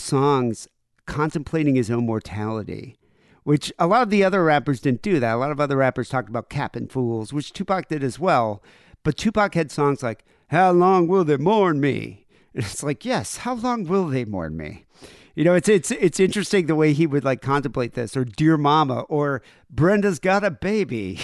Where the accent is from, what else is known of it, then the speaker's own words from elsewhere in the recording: South Africa; moved away; I grew up in South Africa